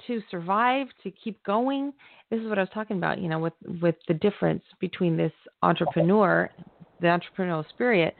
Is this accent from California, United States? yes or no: yes; California, United States; I'm from California, so, you know, I'm a California girl